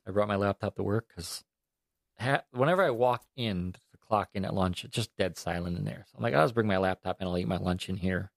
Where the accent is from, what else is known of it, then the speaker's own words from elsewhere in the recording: New York, United States; moved away as an adult; also born or lived in Albany, New York; now in Florida, United States; I'm from New York